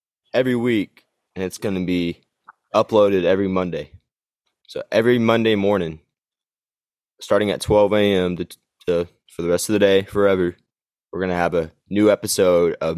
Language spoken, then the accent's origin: English; Texas, United States; also born or lived in Oklahoma; now in Arkansas, United States; I was raised in Texas. I really was. And I lived there my whole life